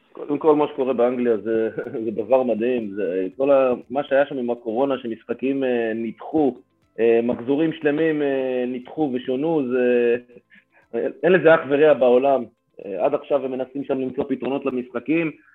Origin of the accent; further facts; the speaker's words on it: Haifa, Haifa District, Israel; בתור בחור חיפאי